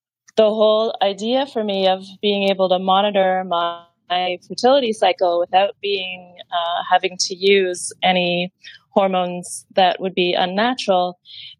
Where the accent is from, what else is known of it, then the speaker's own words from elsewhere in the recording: Lake Ontario, Canada; now in Hong Kong; I'm from Lake Ontario